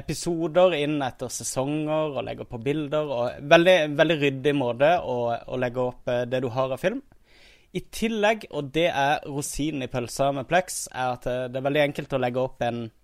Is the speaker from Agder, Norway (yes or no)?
yes; Kristiansand, Agder, Norway; accent: Kristiansand dialect; now in Oslo, Norway; når jeg var i Kristiansand nå, når jeg var hjemme